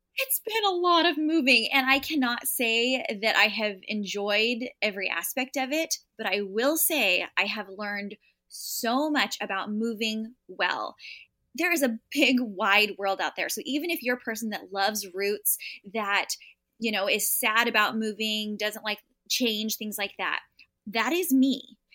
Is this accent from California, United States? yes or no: yes; San Diego, California, United States; moved away as an adult; I grew up in San Diego, California, and never moved, went to college in San Diego